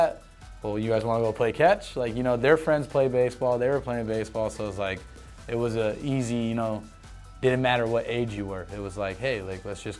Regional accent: Tucson, Arizona, United States; also born or lived in Los Angeles; I grew up in Tucson

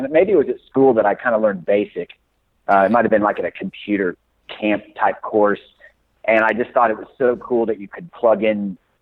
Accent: Kansas City, United States; also born or lived in Santa Fe, New Mexico; So I grew up in Kansas City. I was actually born in the Southwest in Santa Fe, New Mexico, but my parents relocated to Kansas City very early on

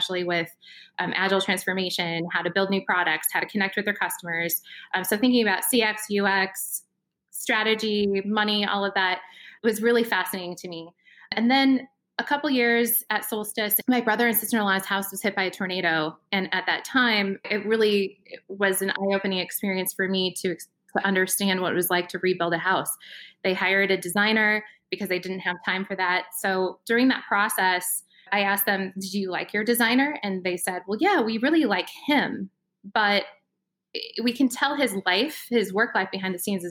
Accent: Iowa, United States; I'm from Iowa originally.

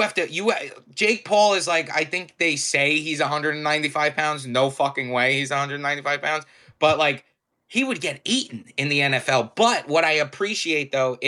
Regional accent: Long Island, New York, United States; I'm from Long Island, New York. It is on the east coast of the United States

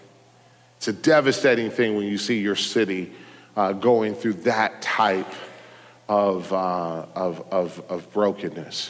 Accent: Detroit, Michigan, United States; I was born in Detroit

